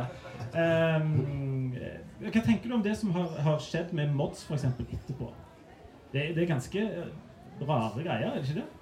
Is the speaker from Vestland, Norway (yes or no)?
no; Sandnes, Rogaland, Norway; Jeg er fra Sandnes sjøl